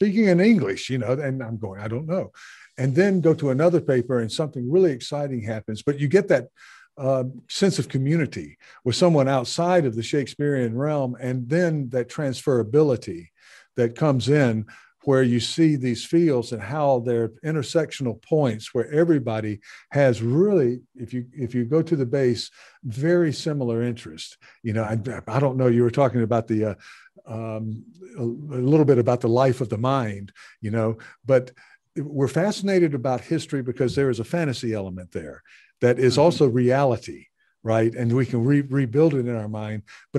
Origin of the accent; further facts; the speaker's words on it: the South, United States; and I'm growing up in the American South, right?